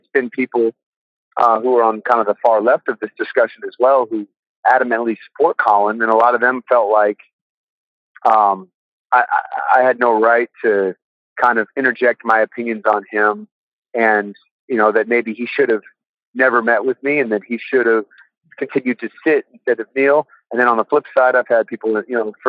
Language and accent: English; California, United States; moved away as an adult; also born or lived in Austin, Texas; I'm from California. Grew up there.